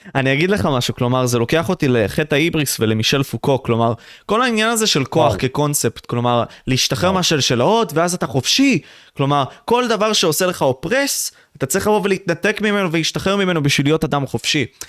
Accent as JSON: {"language": "Hebrew", "country": "Israel", "tie": "born or raised there", "said": "אנחנו צברים, נולדנו פה"}